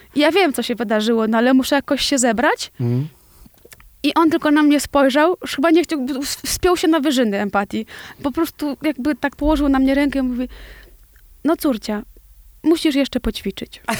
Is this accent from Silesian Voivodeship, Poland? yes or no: no; Osiedle Niewiadów, Łódź Voivodeship, Poland; na bloku, w którym się wychowywałam